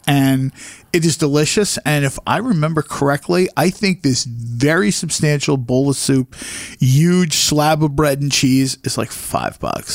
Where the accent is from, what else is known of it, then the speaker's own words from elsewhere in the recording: New Jersey, United States; I come from New Jersey, the land down under.